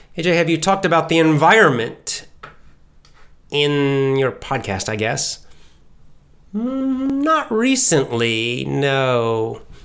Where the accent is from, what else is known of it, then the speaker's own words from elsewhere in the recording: Southeast United States, United States; accent: standard American; I can do a bit of a Southern American accent, the Southeast part of the United States, 'cause I grew up there